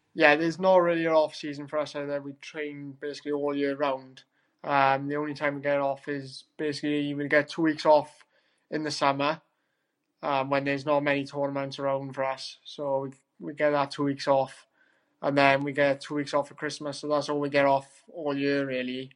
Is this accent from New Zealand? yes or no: no; Wales, United Kingdom; as a Welshman.